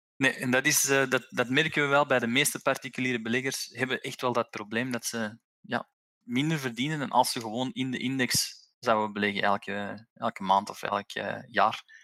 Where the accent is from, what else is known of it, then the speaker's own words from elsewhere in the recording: Belgium; als Belg hebben wij